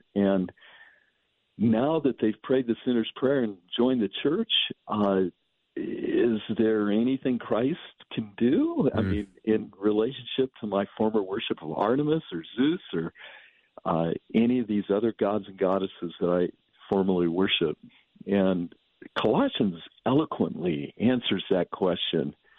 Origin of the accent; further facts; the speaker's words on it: San Joaquin Valley, California, United States; I grew up in the San Joaquin Valley of California